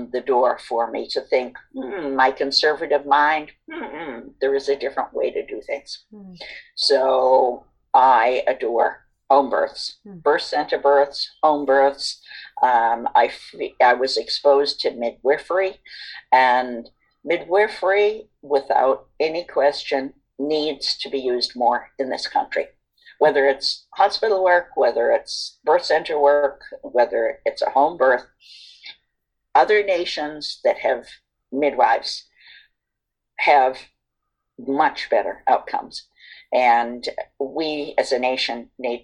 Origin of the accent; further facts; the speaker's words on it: East Coast, United States; now in West Coast, United States; I am from the East Coast